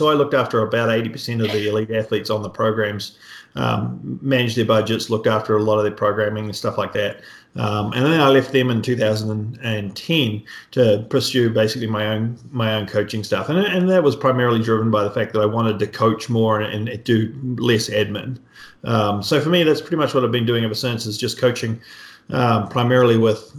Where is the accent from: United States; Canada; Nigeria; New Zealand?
New Zealand; So my background, I grew up in New Zealand, so hence the accent. Most people understand me pretty well these days. It's faded a lot.